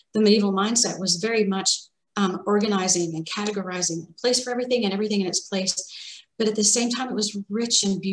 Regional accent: Arkansas, United States; So I grew up, I'm from Arkansas, and I grew up in a house that was right next to the woods

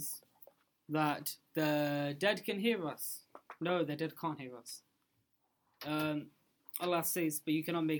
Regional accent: Pakistan; moved away; I'm from Pakistan

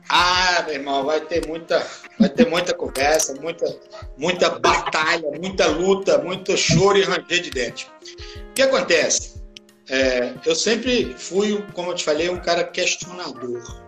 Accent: Caicó, Rio Grande do Norte, Brazil; sou do Rio Grande do Norte

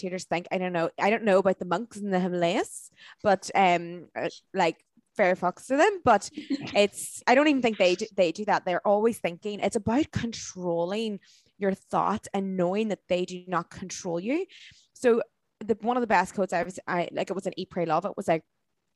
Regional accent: Dublin, Leinster, Ireland; places like Dublin, my hometown

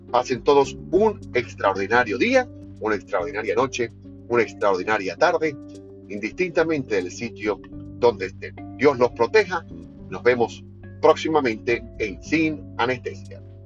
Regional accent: Venezuela

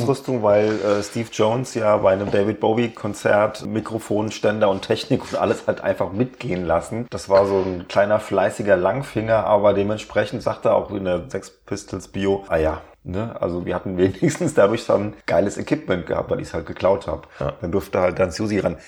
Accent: Germany; als Deutscher

